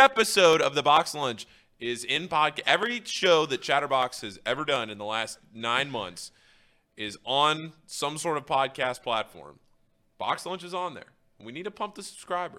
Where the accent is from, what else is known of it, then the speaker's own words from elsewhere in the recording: United States; I'm also an American